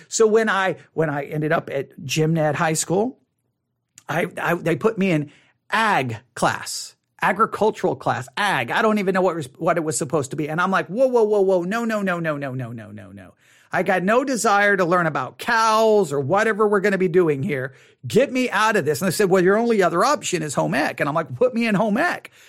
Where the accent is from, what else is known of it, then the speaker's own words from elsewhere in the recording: Buffalo Gap, Texas, United States; also born or lived in Abilene, Texas; Buffalo Gap, Texas is where I grew up for the, a, a good portion of my life